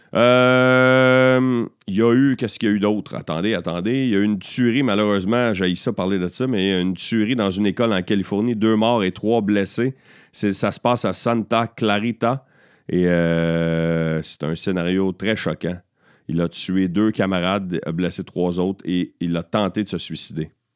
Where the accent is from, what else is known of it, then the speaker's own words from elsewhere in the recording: Beauharnois, Quebec, Canada; also born or lived in Châteauguay; mon village natal, à Beauharnois